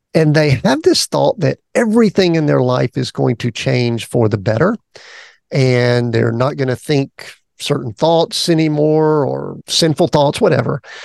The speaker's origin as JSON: {"language": "English", "region": "the South", "country": "United States", "said": "People know I'm from the South"}